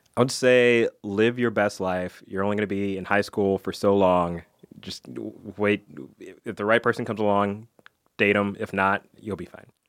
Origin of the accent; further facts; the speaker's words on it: Alabama, United States; I went to school in Alabama.